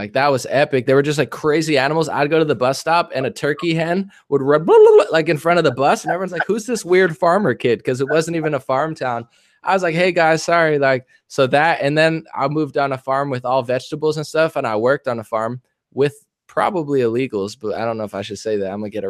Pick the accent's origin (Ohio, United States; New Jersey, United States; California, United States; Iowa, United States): New Jersey, United States; New Jersey.